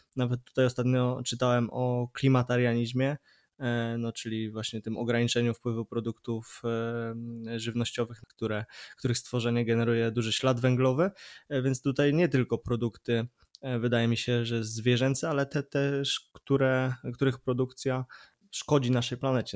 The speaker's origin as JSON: {"language": "Polish", "town": "Poznań", "region": "Greater Poland", "country": "Poland", "said": "jestem z Poznania"}